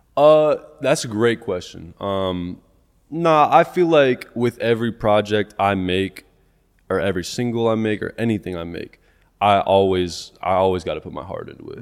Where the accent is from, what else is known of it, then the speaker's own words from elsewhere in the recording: Topeka, Kansas, United States; I'm from Topeka, Kansas.